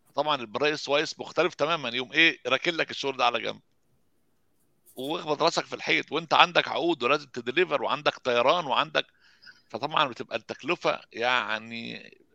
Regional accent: Egypt; now in Sweden; احنا عندنا في مصر

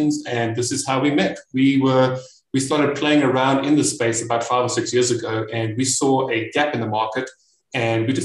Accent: South Africa; I am from South Africa

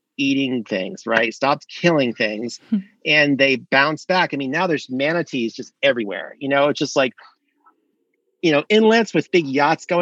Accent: South Florida, United States; now in North Carolina, United States; I grew up in South Florida on an estuary, like a mangrove rimmed estuary

